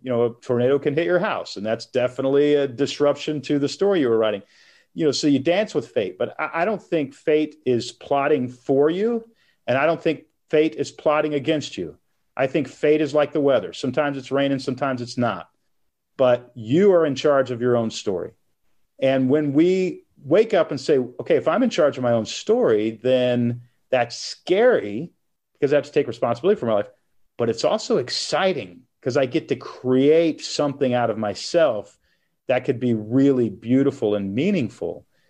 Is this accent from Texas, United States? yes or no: yes; Texas, United States; moved away as an adult; also born or lived in Portland, Oregon; now in Nashville, United States; I, I grew up in Texas, moved to Portland, Oregon when I was twenty-one